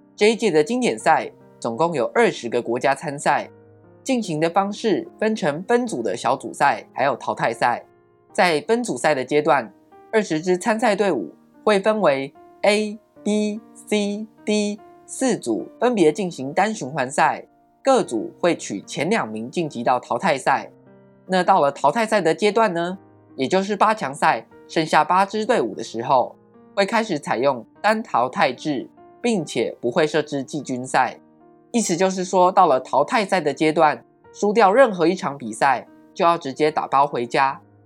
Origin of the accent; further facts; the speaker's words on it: Taiwan; 台湾是一块宝岛，同时也是我们的家乡